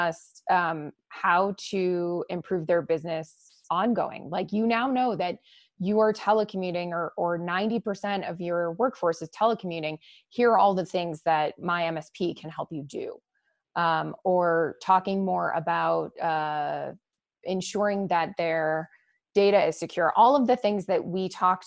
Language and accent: English; Boston, Massachusetts, United States; moved away; That's where I'm from, my hometown.